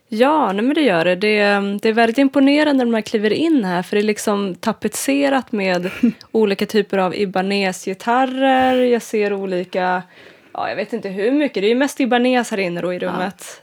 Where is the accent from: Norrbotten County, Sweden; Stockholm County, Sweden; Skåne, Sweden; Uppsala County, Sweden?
Uppsala County, Sweden; Uppsala; now in Gothenburg, Sweden; jag är en gitarrist ifrån Uppsala